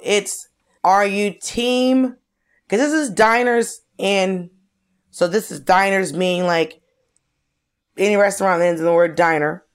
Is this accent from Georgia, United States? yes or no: yes; Georgia, United States; I grew up in Georgia